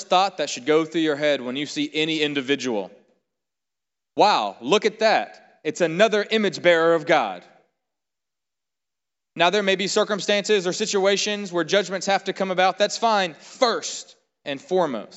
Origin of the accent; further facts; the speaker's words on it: South Carolina, United States; We're from South Carolina